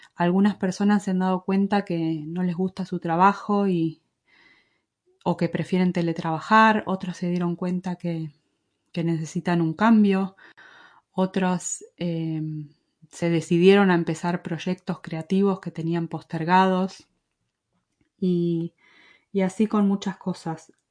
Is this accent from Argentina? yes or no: yes; Argentina; accent: Argentine; moved away as an adult; also born or lived in Madrid, Spain; now in Galicia, Spain; Nací en Argentina, como se habrán dado cuenta por mi acento, y con mi esposo llevamos casi 19 años viviendo en España